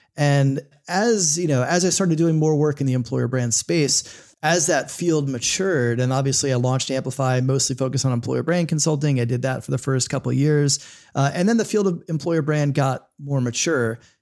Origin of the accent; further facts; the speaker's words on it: Florida, United States; also born or lived in New York / Los Angeles; now in Northern Virginia, United States; I grew up in Florida, spent some time in New York and L